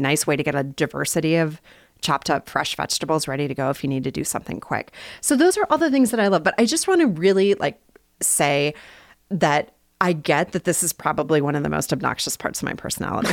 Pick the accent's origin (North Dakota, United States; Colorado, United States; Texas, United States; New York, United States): North Dakota, United States; Bismarck; also born or lived in Minnesota; now in Salt Lake City, United States; I grew up in Bismarck, North Dakota